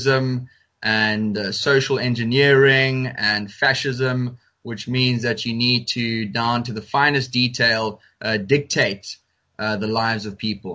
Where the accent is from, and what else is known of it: Western Cape, South Africa